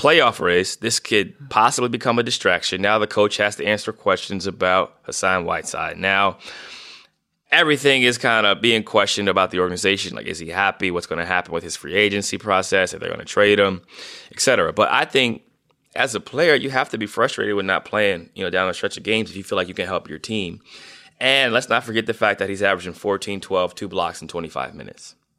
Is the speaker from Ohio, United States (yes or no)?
yes; Northeast Ohio, United States; being from Northeast Ohio